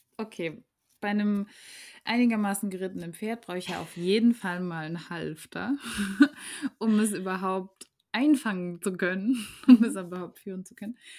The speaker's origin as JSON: {"language": "German", "country": "Germany"}